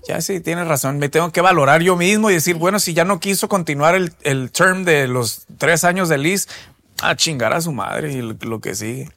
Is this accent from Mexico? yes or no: yes; Mexico; nosotros los mexicanos